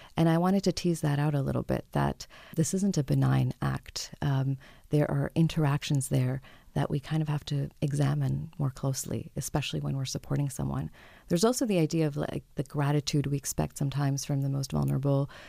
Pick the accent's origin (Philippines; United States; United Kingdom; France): France; now in Toronto, Canada; I grew up in France